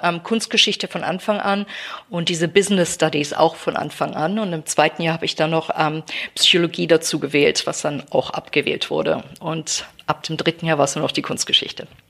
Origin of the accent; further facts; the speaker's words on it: Baden-Baden, Baden-Württemberg, Germany; moved away as an adult; also born or lived in St Andrews, Scotland / Berkeley; now in London, United Kingdom; ich komme aus Baden-Baden, bin in Baden-Baden groß geworden